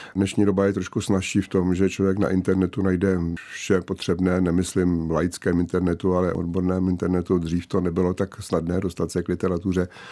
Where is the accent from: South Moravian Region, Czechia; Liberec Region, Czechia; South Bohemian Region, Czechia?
South Bohemian Region, Czechia; České Budějovice; Měl jsem docela volný režim jako dítě, vychovávané v Vilové čtvrti v Českých Budějovicích